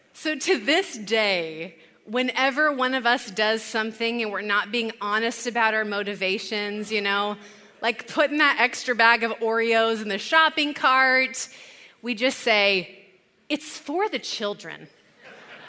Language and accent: English; California, United States; moved away as an adult; also born or lived in Chicago; We're both from California